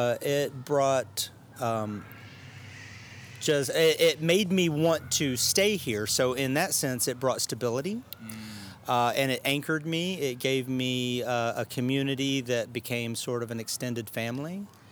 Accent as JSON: {"language": "English", "region": "Arkansas", "country": "United States", "lives_now": "Austin, United States", "said": "Austin, Texas is home now. I originally came from Arkansas"}